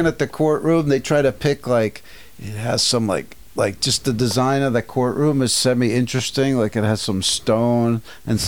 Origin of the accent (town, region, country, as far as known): New Jersey, United States; born or raised there